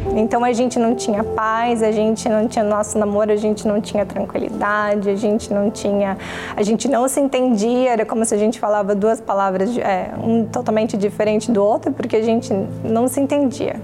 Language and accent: Portuguese; Joinville, Santa Catarina, Brazil; eu cresci em Joinville, Santa Catarina